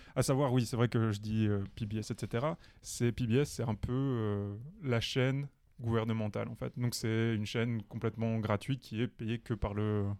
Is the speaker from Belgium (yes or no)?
yes; Belgium; chez nous en Belgique